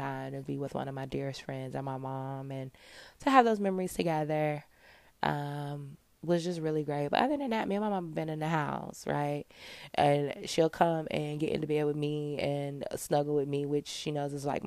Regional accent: Michigan, United States; moved away as an adult; also born or lived in Georgia; when I was growing up in Michigan

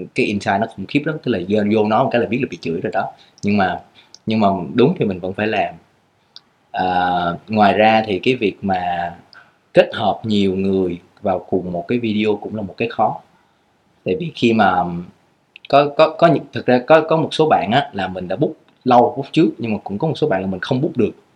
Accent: Vietnam; mình là người Việt Nam

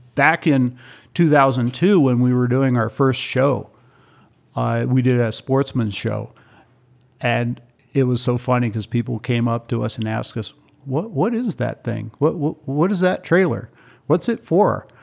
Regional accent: Ethiopia; moved away; also born or lived in Kenya; I grew up in East Africa. I lived in Ethiopia for eight years and two years in Kenya

